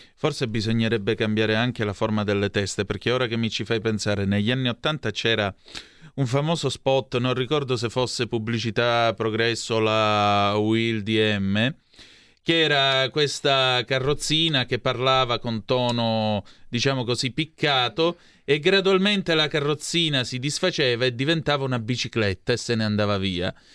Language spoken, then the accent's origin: Italian; near Vibo Valentia, Calabria, Italy; a Vibo Valencia, vicino a dove sono cresciuto io